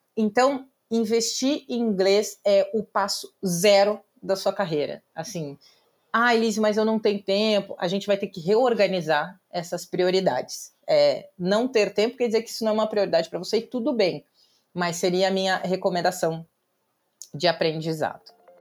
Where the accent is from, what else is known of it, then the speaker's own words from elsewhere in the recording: Pelotas, Rio Grande do Sul, Brazil; first language Portuguese; moved away as an adult; now in São Paulo, Brazil; eu sou uma advogada que veio do interior do Rio Grande do Sul, então nascida e criada em Pelotas